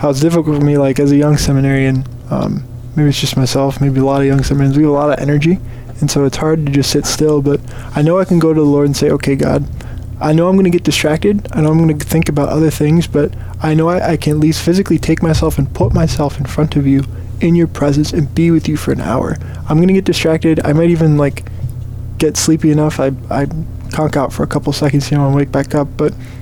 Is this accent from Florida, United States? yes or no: no; Diocese of Rockford, Illinois, United States; moved away as an adult; now in St. Paul, United States; I'm from the Diocese of Rockford